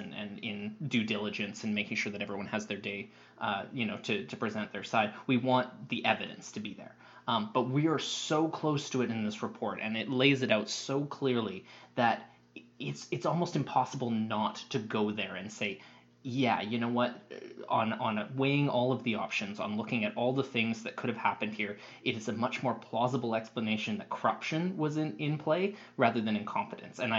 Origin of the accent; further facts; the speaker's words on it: the Okanagan, British Columbia, Canada; I grew up in the Okanagan